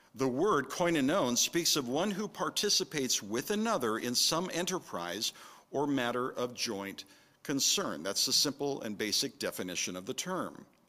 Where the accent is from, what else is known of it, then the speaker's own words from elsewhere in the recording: California, United States; moved away; also born or lived in San Francisco Bay Area, California / Minnesota; having grown up in California